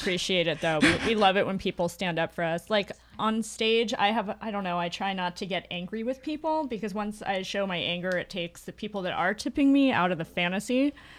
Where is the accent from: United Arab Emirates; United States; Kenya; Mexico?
United States; the South; now in Portland, United States; I'm from the South originally